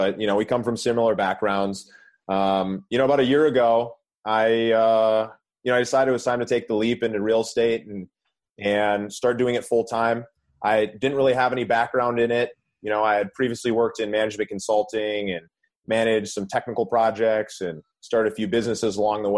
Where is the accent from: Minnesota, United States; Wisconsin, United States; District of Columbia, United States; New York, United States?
Minnesota, United States; now in Southern California, United States; I grew up in Minnesota